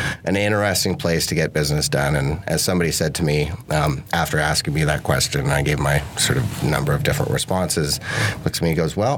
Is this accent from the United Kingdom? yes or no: no; Canada; Growing up on the west coast of Canada amongst a bunch of tree huggers and hippies